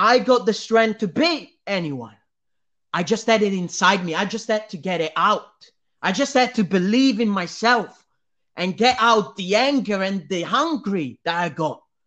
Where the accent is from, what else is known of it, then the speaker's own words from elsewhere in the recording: Italy; I'm Italian